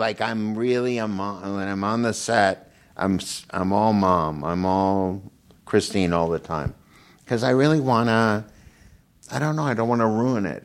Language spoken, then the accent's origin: English; Minnesota, United States; moved away as an adult; now in California, United States; I grew up in Minnesota and there's not much sun